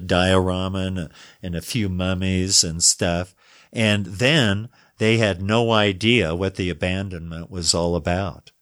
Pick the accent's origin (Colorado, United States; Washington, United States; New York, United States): Colorado, United States; Denver; I was raised in Denver